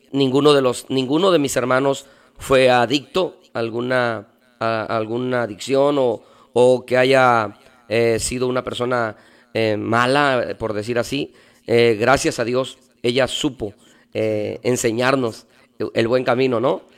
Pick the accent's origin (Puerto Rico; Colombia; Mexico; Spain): Mexico; Veracruz; moved away as an adult; now in Tijuana, Mexico; yo nací en la ciudad de Veracruz. Yo soy del puerto de Veracruz. Y ahí viví toda mi, infancia hasta los 21 años.